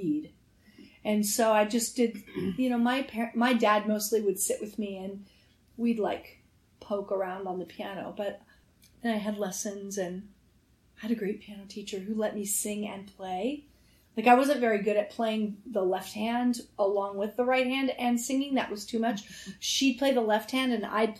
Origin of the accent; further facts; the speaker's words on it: Denver, Colorado, United States; I was brought up in Denver, Colorado